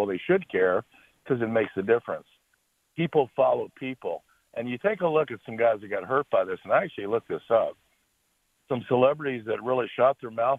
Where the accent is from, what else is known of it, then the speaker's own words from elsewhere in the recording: Jacksonville, Florida, United States; I grew up in Jacksonville and played high school ball in Jacksonville